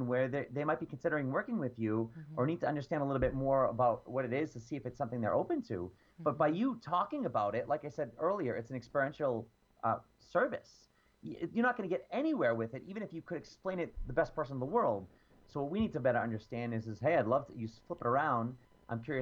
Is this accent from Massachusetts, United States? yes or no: yes; Boston, Massachusetts, United States; I'm from Boston